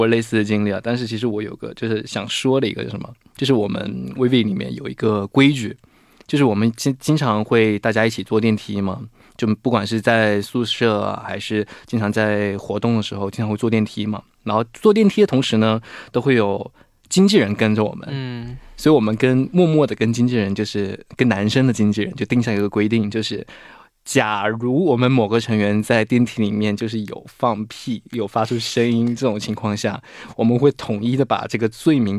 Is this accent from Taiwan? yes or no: no; Guangdong, China; 晚上好，